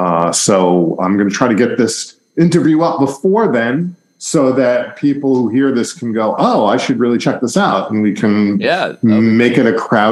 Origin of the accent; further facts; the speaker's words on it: New York, United States; also born or lived in Boston; I mean, I lived in Boston for 20 years, by the way. I live in Brooklyn. I'm from New York originally back.